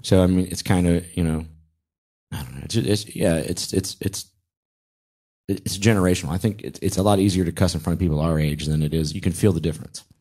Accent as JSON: {"language": "English", "town": "Charlotte", "region": "North Carolina", "country": "United States", "moved": "yes", "lives_now": "Atlanta, United States", "said": "I'm from Charlotte"}